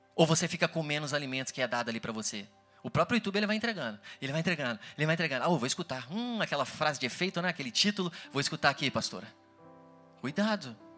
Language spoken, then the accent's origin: Portuguese; Minas Gerais, Brazil; accent: mineirês; Não precisa nem falar que eu sou de Minas